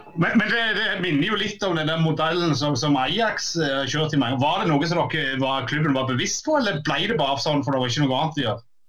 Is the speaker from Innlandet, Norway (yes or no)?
no; Jæren, Rogaland, Norway; den kulturen jeg vokste opp med på Jæren